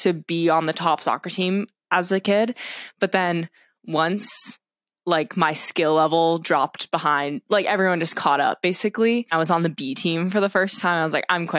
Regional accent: Concord, Massachusetts, United States; I'm 2C of the Women's Eight. I'm from Concord, Massachusetts

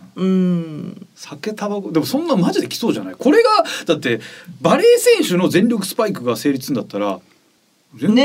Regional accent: Japan; moved away; うどんとかかな、うちの地元は。うどんが有名らしいから。あと鯉のぼりが有名だから。

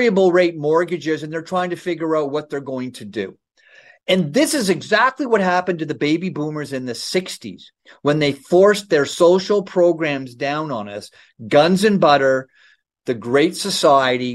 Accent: Ontario, Canada; I grew up in Ontario

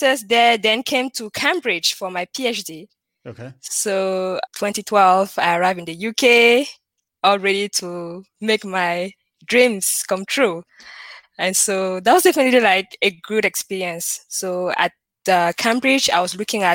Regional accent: Douala, Littoral, Cameroon; accent: French; So I was born and raised in Cameroon. Cameroon is in Central Africa, and more precisely in the city of Douala. And so I was raised in the French speaking part of the country. So you might notice that from my accent. There's some French in there

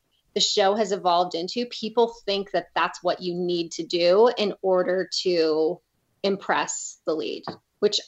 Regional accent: St. Louis, Missouri, United States; moved away as an adult; also born or lived in California; now in Colorado, United States; I grew up in St. Louis

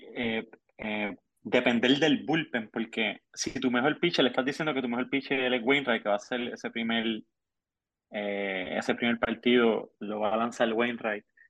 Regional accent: Puerto Rico; como buen puertorriqueño

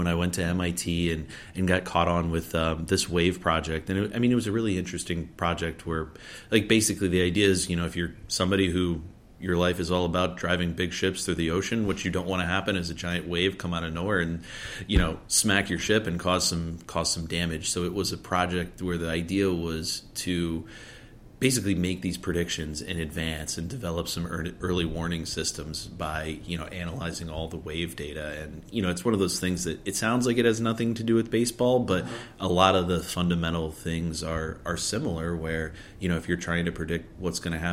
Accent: Columbia, South Carolina, United States; moved away as an adult; I grew up in South Carolina, lived my whole life there

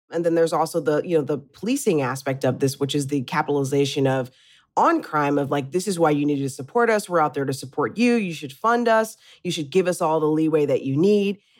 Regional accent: Midwest, United States; I'm from the Midwest and, you know, I remember growing up and in the eighties and the nineties

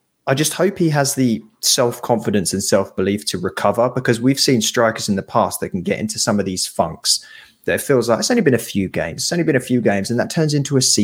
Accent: London, United Kingdom; I grew up in Northeast London

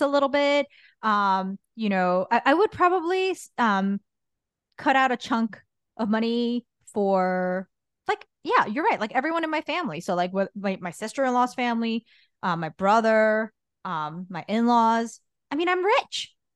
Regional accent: Guatemala; moved away; I grew up in Guatemala

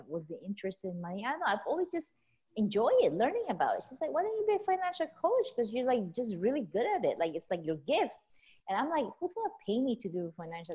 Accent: Philippines; also born or lived in California; now in Las Vegas, United States; I was born and raised in the Philippines.

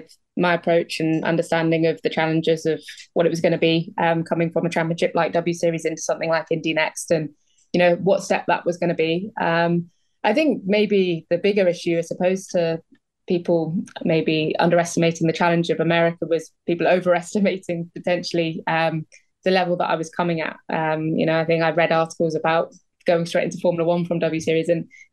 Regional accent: United Kingdom; Being British

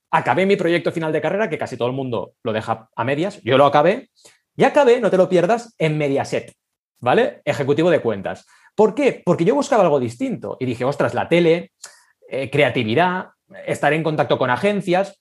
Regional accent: Barcelona, Catalonia, Spain; also born or lived in Argentina; Yo nací en Argentina, ¿vale? y llegué a Barcelona a los ocho años

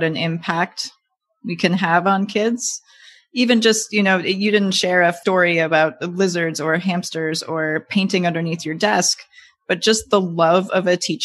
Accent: Wisconsin near Madison, United States; I grew up in Wisconsin near Madison

